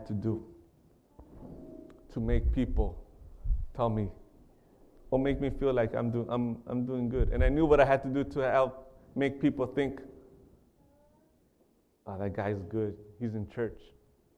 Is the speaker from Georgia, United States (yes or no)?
no; Carlsbad, California, United States; I grew up in a city called Carlsbad in California. I was born and raised in California